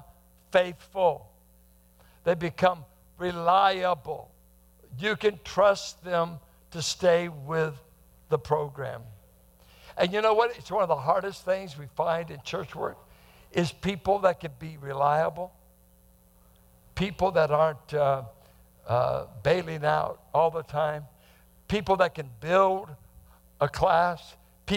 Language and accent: English; Bay Area, California, United States; growing up in the Bay Area, growing up with a psyche that guys are going to mess with you